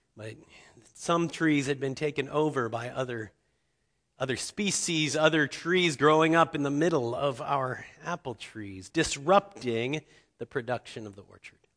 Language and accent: English; Cincinnati, Ohio, United States; I grew up in Cincinnati, Ohio